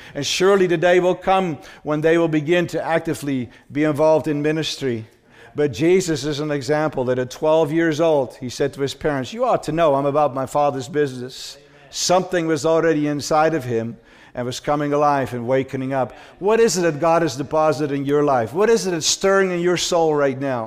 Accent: Amsterdam, North Holland, Netherlands; That's how I was raised in Holland. I was born in Amsterdam.

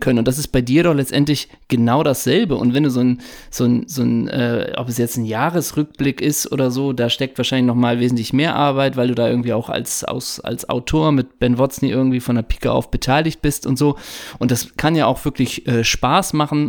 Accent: Hamburg, Germany; ich komme ja aus dem Alstertal in Hamburg, aus Hamburgs Norden

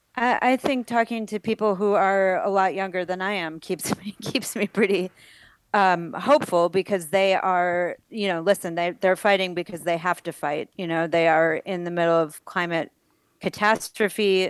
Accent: Buffalo, New York, United States; moved away; was born and raised in Buffalo, New York

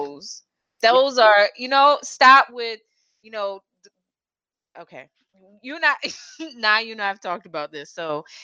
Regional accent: New York City, New York, United States; I'm a New Yorker

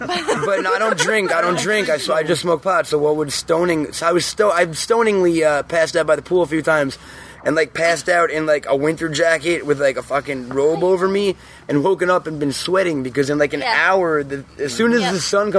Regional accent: New York, United States; moved away as an adult; also born or lived in Vermont; now in California, United States; I'm from New York, which is cold. I lived in Vermont for 3 years, which is fucking the Arctic.

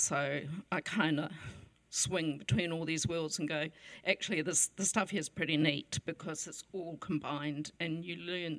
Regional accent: New Zealand; as a New Zealander

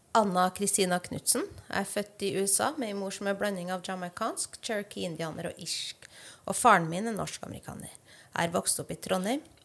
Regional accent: Mexico; Norwegian is a second language; now in Norway; Jeg kommer opprinnelig fra Mexico

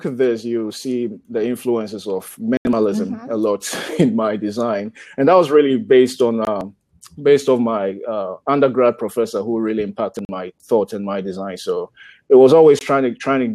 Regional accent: Ghana; moved away as an adult; now in United States; grew up in Ghana. Ghana is a country in the west coast of Africa.

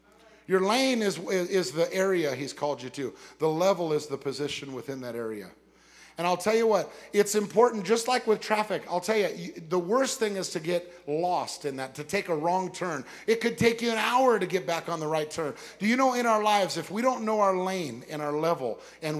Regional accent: West Covina, California, United States; I lived in West Covina, California.

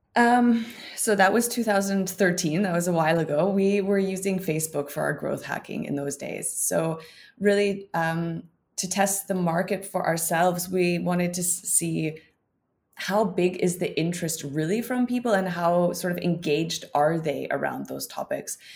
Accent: Canada; now in Berlin, Germany; I'm a Canadian living in Berlin since a number of years.

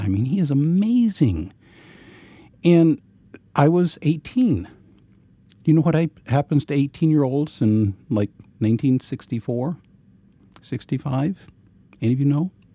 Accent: Ozarks of Missouri, United States; I grew up in a Brethren context uh, in the Ozarks of Missouri

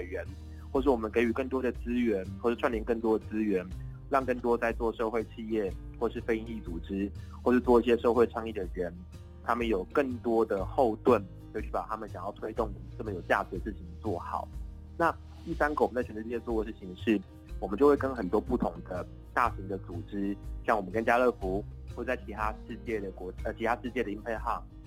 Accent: Taipei, Taiwan; 我从幼稚园到大学，我都在大安区长大

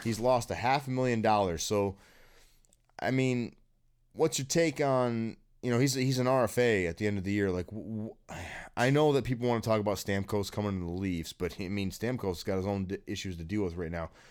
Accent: East Lansing, Michigan, United States; I live in East Lansing, Michigan. I was born in East Lansing, Michigan. I grew up here.

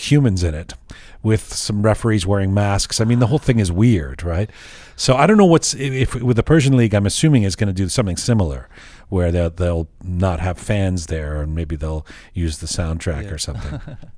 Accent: Toronto, Ontario, Canada; growing up in Toronto and, you know, my favorite teams being Arsenal and the Toronto Maple Leafs

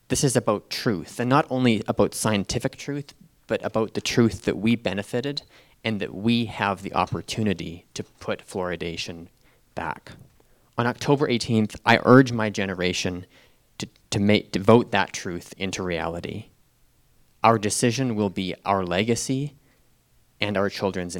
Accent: Calgary, Alberta, Canada; I was born and raised in Calgary.

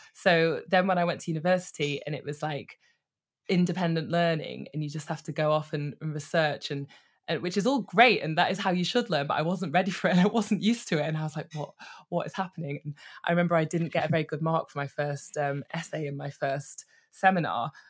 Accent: Manchester, North West England, United Kingdom; now in London, United Kingdom; I am a northerner living in London currently, but I grew up in Manchester

